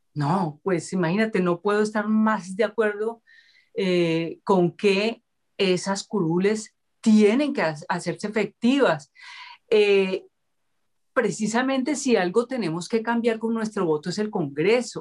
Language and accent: Spanish; Cali, Valle del Cauca, Colombia; yo nací en Cali eh, en el marco de una sociedad supremamente clasista, racista, eh, esclavista también